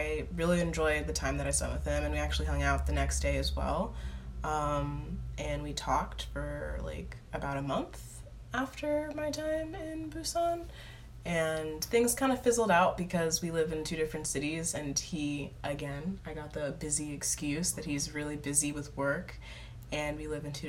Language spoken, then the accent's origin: English; New York City, New York, United States; moved away as an adult; now in Korea; I'm from Brooklyn.